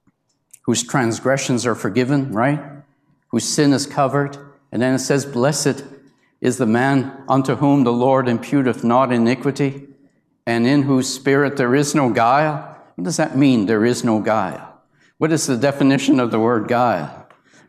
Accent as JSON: {"language": "English", "country": "Canada", "said": "I was the only Canadian there, and they found out I was from Canada"}